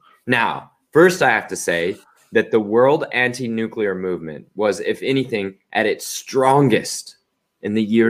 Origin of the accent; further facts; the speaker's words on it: Oklahoma, United States; I'm from Oklahoma